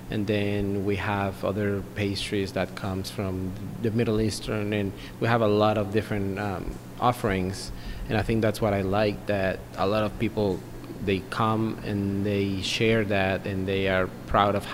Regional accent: Mexico; now in Bloomington, United States; we come from Mexico

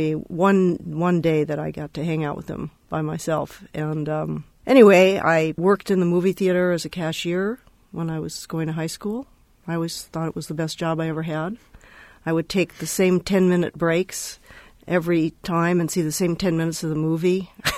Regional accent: Los Angeles, California, United States; now in Berkeley, United States; I was born in Hollywood. I love to tell people that. And I grew up in L.A., partly in my dad's movie theater, starting at a very early age.

